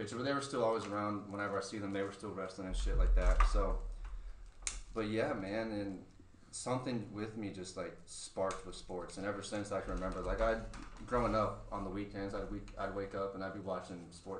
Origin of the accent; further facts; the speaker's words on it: Florida, United States; I'm born and raised here. I'm from Manatee Memorial, you know.